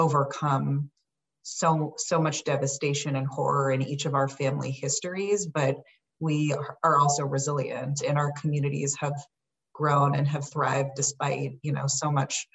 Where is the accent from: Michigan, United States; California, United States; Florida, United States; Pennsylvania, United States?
California, United States; Los Angeles; As a high school student growing up in Los Angeles